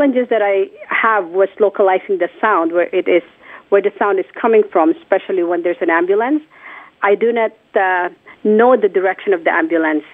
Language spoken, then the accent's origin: English; Philippines; moved away; I was already working at a hearing clinic in my hometown, which is the Philippines